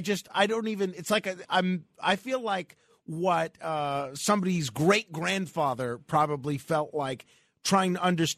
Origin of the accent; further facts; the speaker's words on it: New York, United States; we New Yorkers